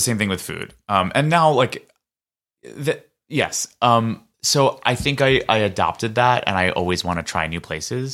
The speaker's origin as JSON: {"language": "English", "town": "New York City", "region": "New York", "country": "United States", "tie": "born or raised there", "said": "growing up in New York City"}